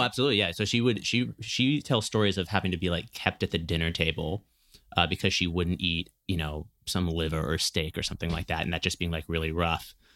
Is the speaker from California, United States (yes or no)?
yes; Berkeley, California, United States; I grew up in Berkeley